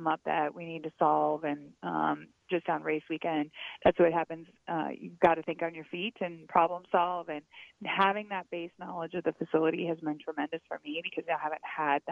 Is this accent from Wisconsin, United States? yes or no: yes; Wisconsin, United States; I grew up in Wisconsin